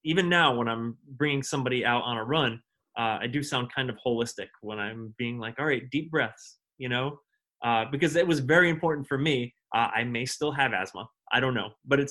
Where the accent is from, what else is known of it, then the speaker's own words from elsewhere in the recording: Westerly, Rhode Island, United States; moved away; also born or lived in Northampton; I'm from a small town called Westerly in southern Rhode Island